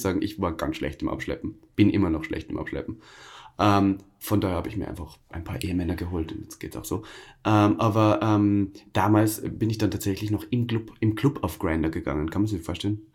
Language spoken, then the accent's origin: German; Austria; accent: Austrian dialect; now in Berlin, Germany; da bin ich zu viel Österreicher